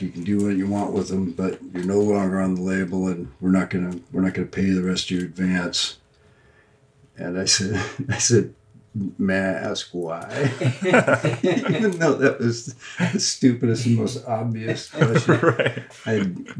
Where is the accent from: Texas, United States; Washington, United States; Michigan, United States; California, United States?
Washington, United States; Ellensburg; Ellensburg. That'd be my hometown.